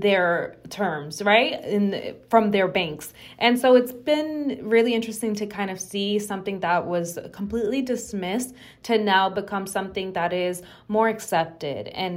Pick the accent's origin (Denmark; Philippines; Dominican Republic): Dominican Republic; now in United States; I'm from the Dominican Republic.